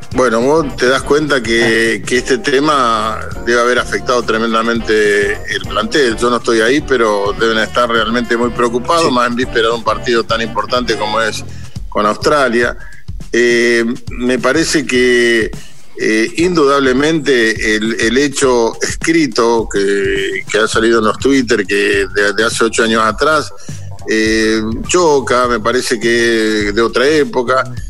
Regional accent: Argentina

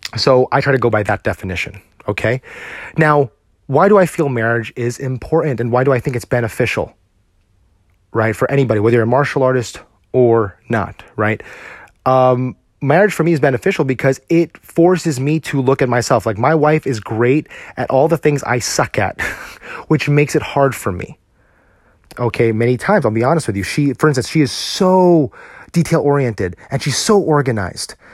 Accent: United States

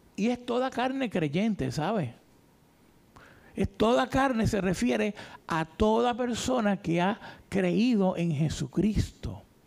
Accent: Isabela, Puerto Rico; Yo soy de Isabela, pertenecía a una iglesia en Isabela

